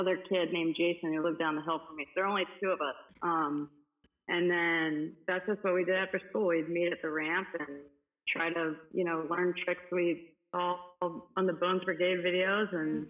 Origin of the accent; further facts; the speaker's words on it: Cuba; moved away; And I remember like everyone thought I was Spanish because I was so tan and they heard I came from Cuba.